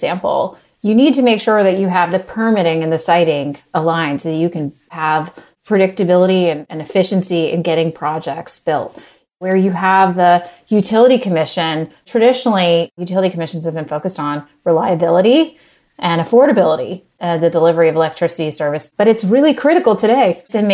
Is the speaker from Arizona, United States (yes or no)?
no; West Virginia, United States; moved away as an adult; also born or lived in Mongolia; I grew up in West Virginia originally.